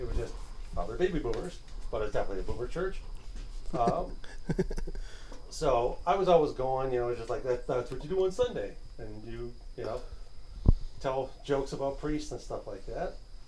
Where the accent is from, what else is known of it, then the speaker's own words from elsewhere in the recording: New York, United States; I'm up from New York. Down from New York.